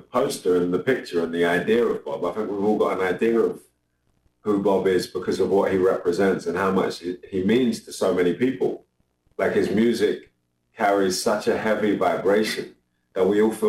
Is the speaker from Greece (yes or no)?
no; London, United Kingdom; also born or lived in New York; But London's my home, and that's where I'm based. That's where I'm from. I identify as a Londoner.